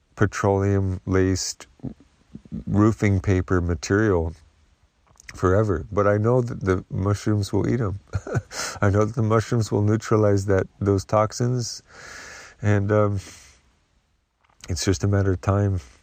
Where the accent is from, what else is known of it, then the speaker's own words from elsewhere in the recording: the Northwest, Pacific Northwest, United States; moved away; I grew up in the Northwest